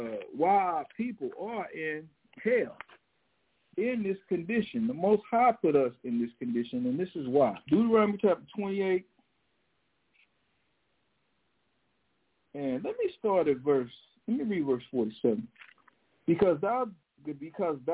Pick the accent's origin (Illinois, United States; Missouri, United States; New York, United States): Missouri, United States; St. Louis; growing up in St. Louis